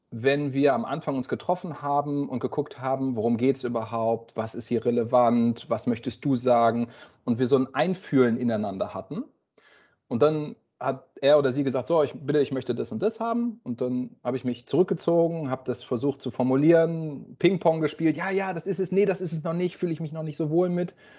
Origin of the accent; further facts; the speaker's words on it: Oldenburg, Lower Saxony, Germany; moved away as an adult; also born or lived in Tübingen / Baden-Württemberg; Wir kommen aus Oldenburg, das würden wir als Heimat bezeichnen, im Norden von Deutschland, bei Bremen.